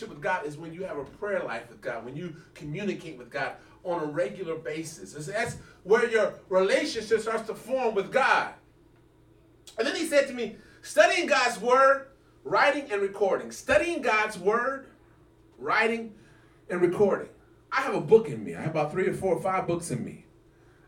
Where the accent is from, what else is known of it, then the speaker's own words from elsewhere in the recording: Arkansas, United States; I came from Arkansas